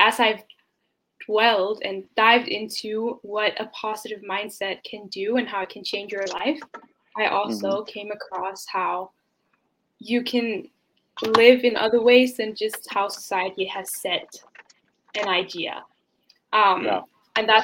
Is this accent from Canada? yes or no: no; Denmark; I was born and raised in Denmark